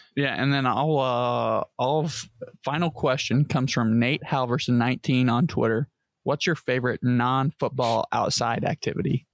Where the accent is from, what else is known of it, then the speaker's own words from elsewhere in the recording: United States; as an American